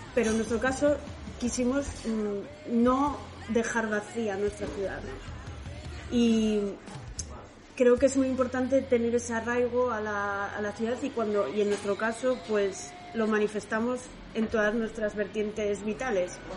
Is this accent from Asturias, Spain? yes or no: yes; Oviedo, Asturias, Spain; soy de Oviedo, o sea, nací, nací en Oviedo, pero mis padres, Antonia y José Luis, Antonia es de Vímenes y José Luis es de Quirós, o sea que soy asturiana de pura cepa.